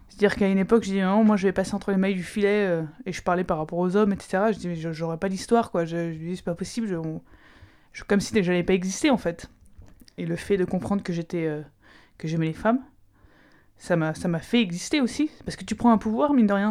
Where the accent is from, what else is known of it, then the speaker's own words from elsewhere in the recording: Aix-en-Provence, Provence-Alpes-Côte d'Azur, France; je viens d'Aix-en-Provence, donc juste à côté de Marseille